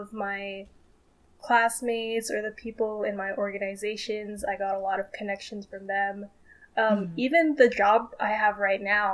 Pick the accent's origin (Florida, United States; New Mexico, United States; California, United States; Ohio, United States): California, United States; Vallejo; I'm from the Bay Area, Vallejo, California specifically